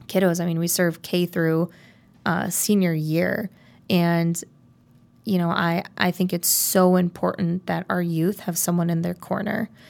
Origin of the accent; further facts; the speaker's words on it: South Elgin, Illinois, United States; So I am from South Elgin, Illinois. Um, I grew up, uh, I was actually homeschooled um, in elementary school